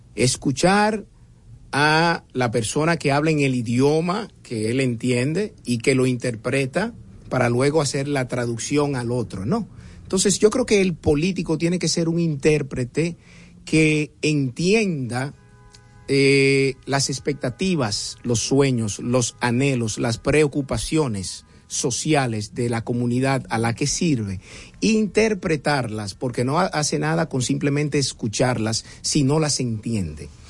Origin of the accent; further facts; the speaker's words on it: Santo Domingo, Distrito Nacional, Dominican Republic; me crié en Atala. El que sepa lo que es Atala sabe muy bien que es un barrio de clase media pura que está al lado de Honduras, está al frente del 30 de mayo